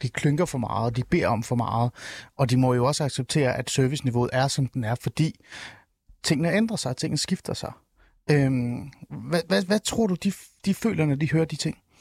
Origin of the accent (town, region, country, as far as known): Denmark